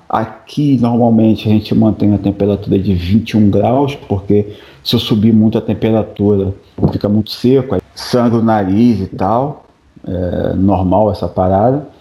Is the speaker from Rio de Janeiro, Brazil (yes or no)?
yes; Rio de Janeiro, Brazil; moved away as an adult; now in Quebec, Canada; a gente vem do Rio, pô, o calor lá te castiga